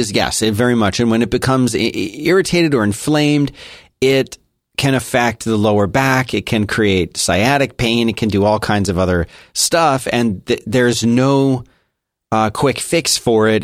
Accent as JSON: {"language": "English", "town": "Philadelphia", "region": "Pennsylvania", "country": "United States", "tie": "born or raised there", "moved": "yes", "lives_now": "Texas, United States", "said": "I was born and raised in Philadelphia"}